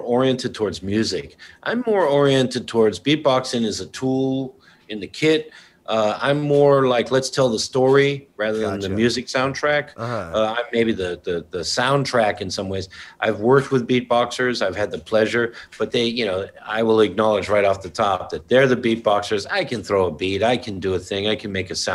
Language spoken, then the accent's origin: English; Brookline, Massachusetts, United States; moved away as an adult; also born or lived in Eugene, Oregon / Drain, Oregon / Amsterdam / Berlin; now in New York City, United States; I grew up in Brookline, Massachusetts